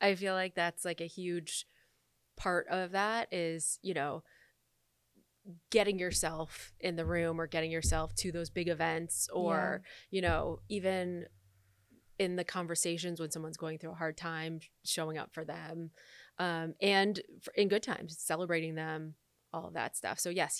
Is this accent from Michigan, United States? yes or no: yes; Michigan, United States; I'm from Michigan.